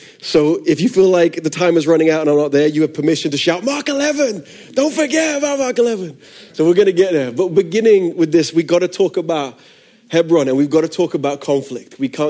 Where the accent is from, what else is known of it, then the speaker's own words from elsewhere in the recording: London, United Kingdom; accent: funky; I'm from London originally. I moved around a lot. I'm a missionary kid, which is where the funky accent comes from.